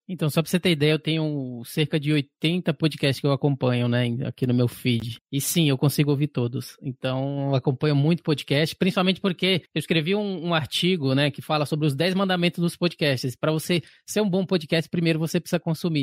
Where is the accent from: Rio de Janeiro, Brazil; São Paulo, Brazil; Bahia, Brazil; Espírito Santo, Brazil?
Bahia, Brazil; eu sou baiano, né, Bahia e tal, então onde eu nasci e cresci